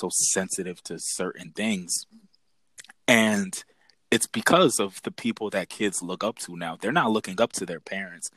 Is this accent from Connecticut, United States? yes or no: yes; Bridgeport, Connecticut, United States; also born or lived in Fairfield, Connecticut; going from Fairfield to Bridgeport, from Catholic school to public school